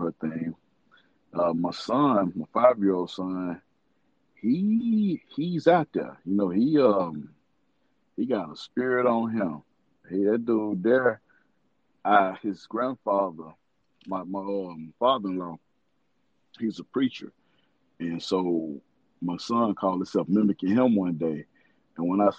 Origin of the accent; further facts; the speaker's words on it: Little Rock, Arkansas, United States; I'm from Little Rock, Arkansas, man. You know, we had that rep coming up as Banging in the Rock